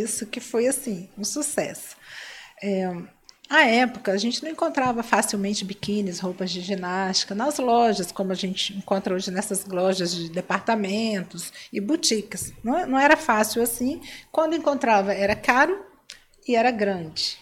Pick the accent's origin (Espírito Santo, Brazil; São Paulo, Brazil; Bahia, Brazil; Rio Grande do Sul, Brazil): Espírito Santo, Brazil; Cachoeiro de Itapemirim; eu sou de Cachoeira de Itapemirim